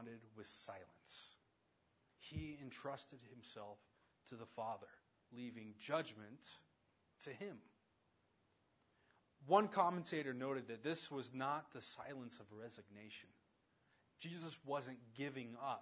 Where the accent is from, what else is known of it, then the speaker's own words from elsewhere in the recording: around the Navajo reservation, Southwest, United States; growing up around the Navajo reservation